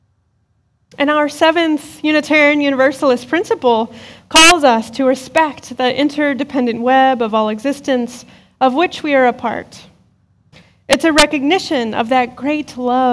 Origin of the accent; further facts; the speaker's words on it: Western Pennsylvania, United States; As a kid growing up in Western Pennsylvania